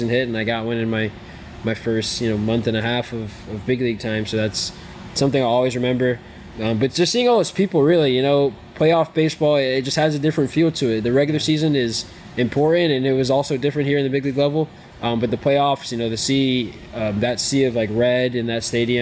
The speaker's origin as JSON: {"language": "English", "region": "New York", "country": "United States", "tie": "born or raised there", "said": "I grew up in New York."}